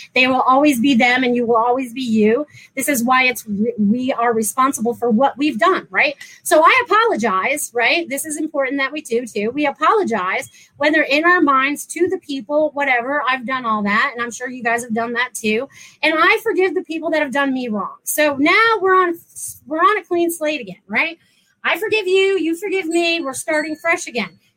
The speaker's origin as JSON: {"language": "English", "region": "New England", "country": "United States", "moved": "yes", "lives_now": "Florida, United States", "said": "I'm from New England originally"}